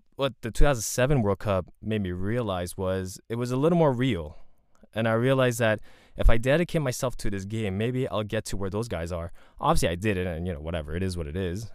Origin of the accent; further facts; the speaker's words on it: Montreal, Quebec, Canada; I grew up in Montreal.